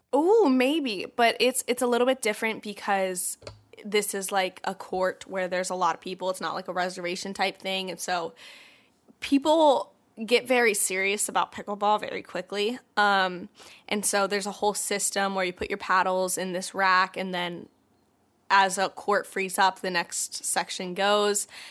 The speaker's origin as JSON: {"language": "English", "town": "Atlanta", "region": "Georgia", "country": "United States", "moved": "yes", "said": "we're also both from Atlanta, and so when I was home for the holidays"}